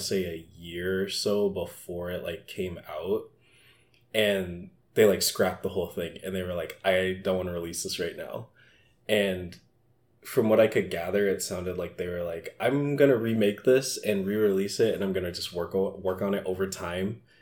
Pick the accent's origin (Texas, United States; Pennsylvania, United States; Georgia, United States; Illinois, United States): Georgia, United States; Atlanta; also born or lived in Minneapolis; now in Philadelphia, United States; I grew up in Atlanta